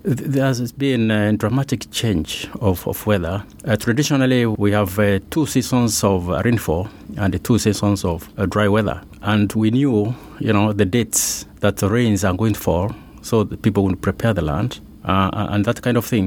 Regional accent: Kenya; I've grown there. I was born in Kenya, in the Michimikuru

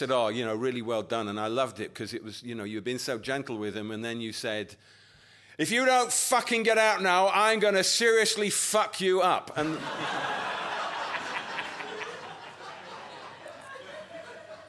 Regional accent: Yorkshire and the Humber, United Kingdom; I come from Yorkshire.

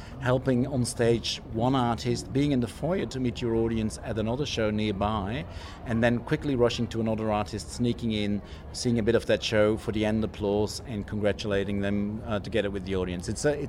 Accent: Flanders, Belgium; English is a second language; moved away as an adult; now in Sydney, Australia; I'm originally from Flanders, as you might hear, and we live in Flanders Fields.

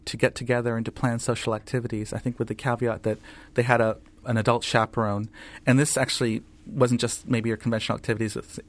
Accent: United States; the Muslim community in the States is from many different backgrounds.

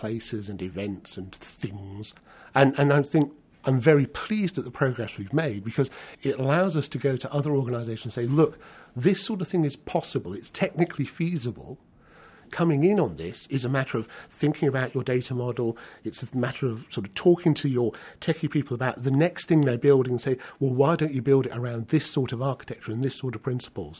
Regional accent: Newcastle upon Tyne, North East England, United Kingdom; I was born in Newcastle in 1960

